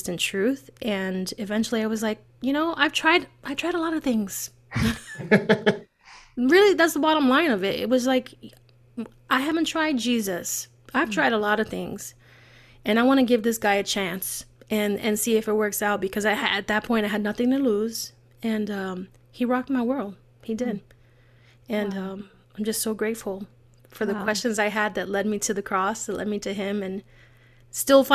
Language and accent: English; New York City, New York, United States; I'm born and raised in the Bronx